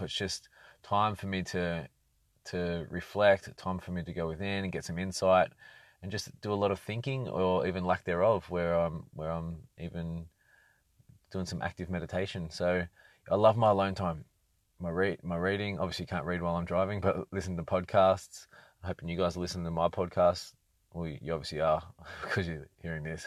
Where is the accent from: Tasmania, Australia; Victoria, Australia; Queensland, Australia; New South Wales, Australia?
New South Wales, Australia; Sydney; moved away as an adult; now in Brisbane, Australia; Sydney's great. It was my, it was where I learned a lot, learned a lot of lessons growing up and connected with, with all my people